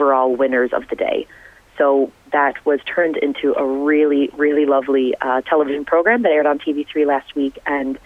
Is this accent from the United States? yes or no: yes; Chicago, Illinois, United States; moved away; I'm from Chicago myself, so we go to my grandma's house